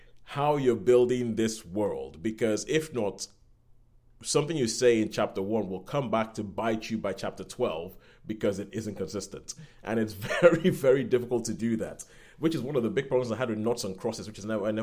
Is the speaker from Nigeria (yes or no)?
yes; Nigeria; now in United Kingdom; I guess technically speaking I'm British, but I'm Nigerian. So technically speaking, I'm British